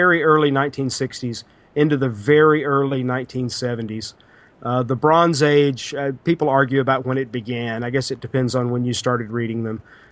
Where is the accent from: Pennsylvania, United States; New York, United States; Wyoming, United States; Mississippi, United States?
Mississippi, United States; now in Orlando, United States; I grew up in Mississippi, but I live in Orlando, Florida now, and there have been about half a dozen states in between the two.